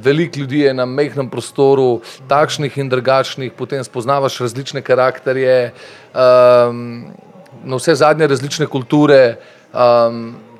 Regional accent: Ljubljana, Slovenia; also born or lived in Medvode; Jaz sem rojen v Ljubljani

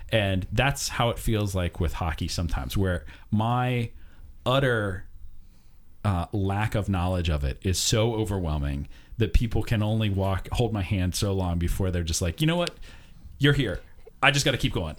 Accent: United States; as an American

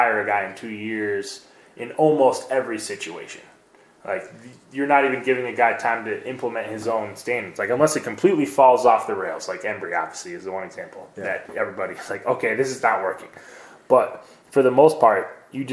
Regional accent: Cleveland, Ohio, United States; I'm from Cleveland

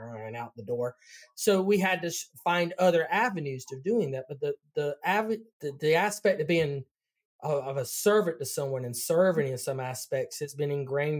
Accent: North Carolina, United States; accent: Southern; I'm from North Carolina

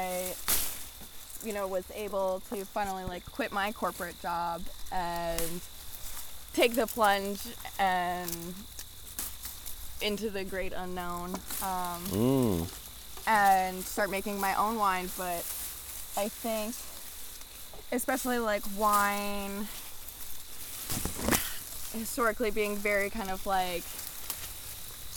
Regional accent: New Jersey, United States; moved away as an adult; now in Vermont, United States; I moved to Vermont in 2017. I grew up in New Jersey

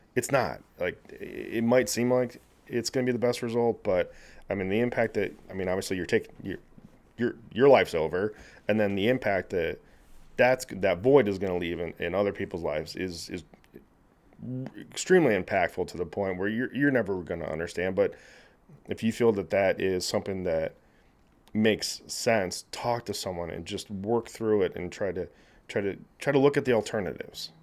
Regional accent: Naperville, Illinois, United States; also born or lived in Kansas City, Missouri; I grew up in Naperville

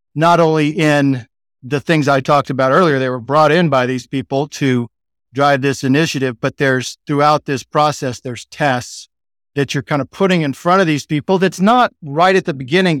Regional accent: Texas, United States; accent: Texan; I'm like Texan in Sydney, Texan accent, American accent

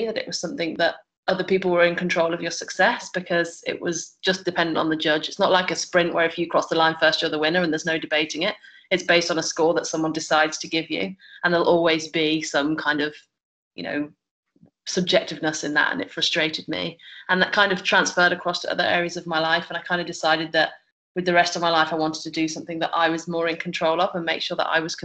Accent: Birmingham, West Midlands, United Kingdom; moved away as an adult; also born or lived in Buckingham; now in Abu Dhabi, United Arab Emirates; I'm originally from Birmingham, but I've been living in Abu Dhabi for the last 7 years

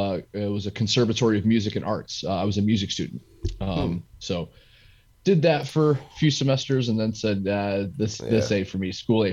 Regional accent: upstate New York, United States; moved away as an adult; also born or lived in Virginia; now in California, United States; I'm originally from the East Coast. Okay. I was born and raised in upstate New York.

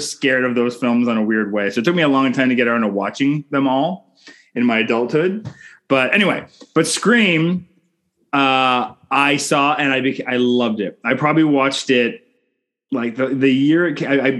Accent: Canada; I'm Canadian filmmaker

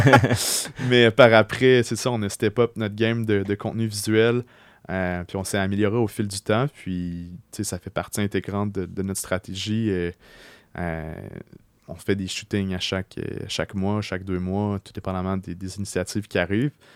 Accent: Beauce, Quebec, Canada; moved away as an adult; now in Quebec City, Canada; j'ai grandi en Beauce jusqu'à l'âge de 17 ans

